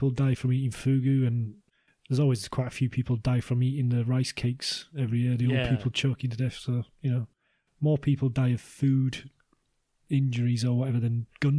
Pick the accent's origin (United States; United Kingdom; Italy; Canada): United Kingdom; England; being English